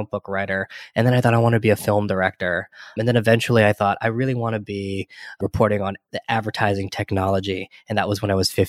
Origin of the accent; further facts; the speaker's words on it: California, United States; born there; And then we moved when I was born in Central California, right? So there's not a big Chinese community in Central California.